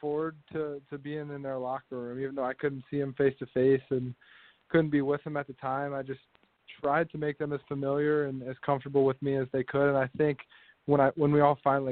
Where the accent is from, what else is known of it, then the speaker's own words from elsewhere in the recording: Midwest, United States; growing up in the Midwest, I felt like I was born and raised on Big Ten football